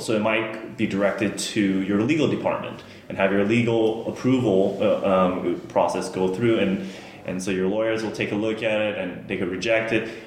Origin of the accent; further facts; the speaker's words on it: Los Angeles, California, United States; moved away as an adult; now in United Kingdom; I'm born and raised in the Los Angeles area